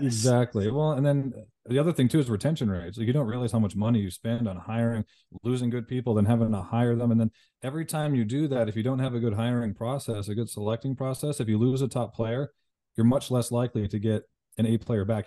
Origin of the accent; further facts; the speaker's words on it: Canada; moved away; also born or lived in Las Vegas, United States; I'm from Canada, moved back to Vegas.